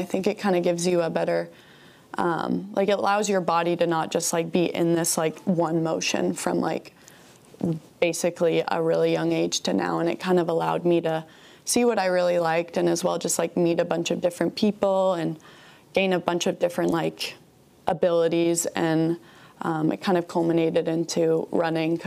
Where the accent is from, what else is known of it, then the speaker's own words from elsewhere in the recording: London, Ontario, Canada; moved away as an adult; also born or lived in Seattle, Washington; now in Albuquerque, United States; I am from London, Ontario